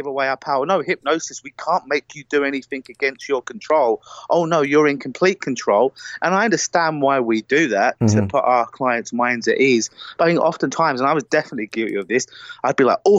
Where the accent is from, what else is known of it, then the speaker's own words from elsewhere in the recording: United Kingdom; accent: British; They love my beautiful British accent.